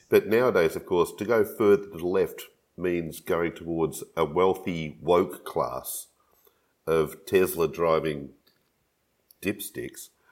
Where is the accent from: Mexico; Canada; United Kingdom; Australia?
Australia